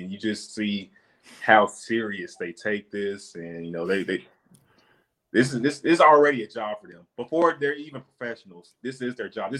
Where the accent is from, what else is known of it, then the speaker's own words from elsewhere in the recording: Hattiesburg, Mississippi, United States; I'm from Mississippi, from Hattiesburg, Mississippi.